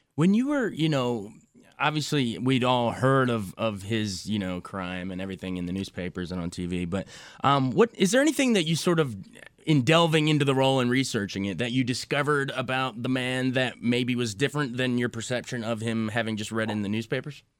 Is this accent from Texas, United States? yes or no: no; Frederick, Maryland, United States; I was raised in Frederick, Maryland, not far from D.C.